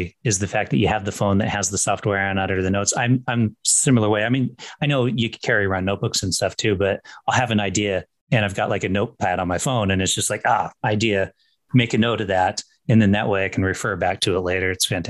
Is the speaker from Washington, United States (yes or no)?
yes; Washington, United States; accent: generic West Coast; I'm from Washington State